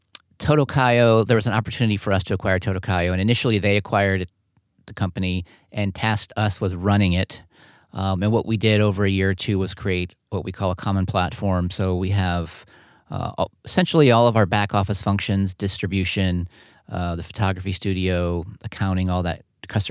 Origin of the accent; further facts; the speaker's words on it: Richmond, Virginia, United States; I've had people come into the store in Richmond and say, wow, I'm from New York